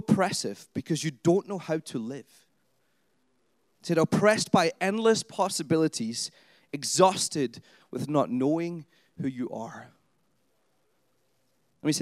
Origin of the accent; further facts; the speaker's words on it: Scotland, United Kingdom; also born or lived in England; now in Canada; I'm from Scotland. That's where my accent comes from. I've lived in England too, and now I live in Canada, so I have a weird voice